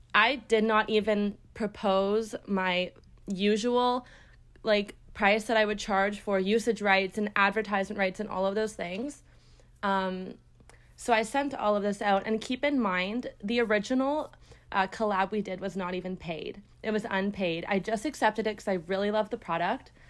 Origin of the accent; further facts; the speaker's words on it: Brampton, Ontario, Canada; I am from Brampton, Ontario. It's close to Toronto